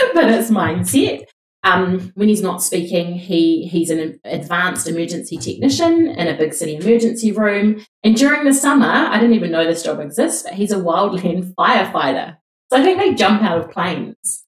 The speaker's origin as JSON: {"language": "English", "country": "New Zealand", "said": "We're two Kiwi girls"}